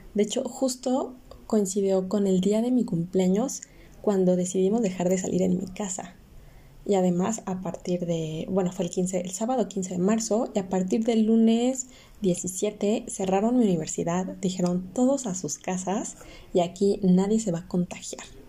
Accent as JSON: {"language": "Spanish", "country": "Mexico", "said": "como cualquier mexicano que llega a sus 17, 18 años y tiene que decidir qué carrera va a estudiar, tuve que hacerlo"}